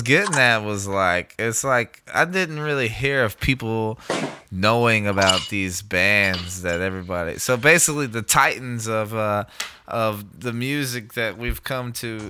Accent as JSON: {"language": "English", "town": "Texarkana", "country": "United States", "tie": "born or raised there", "said": "Growing up in Texarkana, there wasn't a lot for young kids to do."}